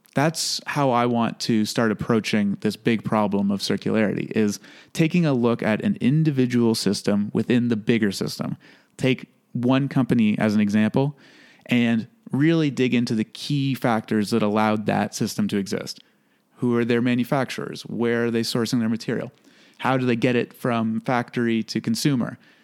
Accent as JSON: {"language": "English", "town": "Toronto", "region": "Ontario", "country": "Canada", "tie": "born or raised there", "said": "I was born originally in Toronto. So, growing up in a big city taught me a lot of things"}